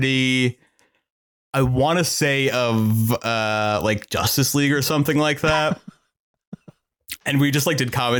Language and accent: English; Sag Harbor, New York, United States; My hometown, Sag Harbor on Long Island, in my childhood home